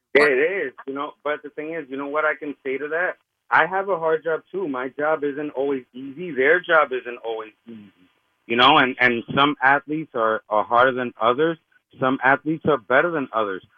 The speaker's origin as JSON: {"language": "English", "town": "Hoboken", "region": "New Jersey", "country": "United States", "said": "I'm from Hoboken"}